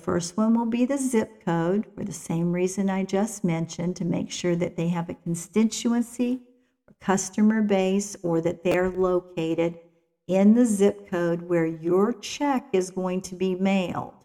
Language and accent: English; West Virginia, United States; I'm from West Virginia, so sometimes I have to watch my vocabulary and my grammar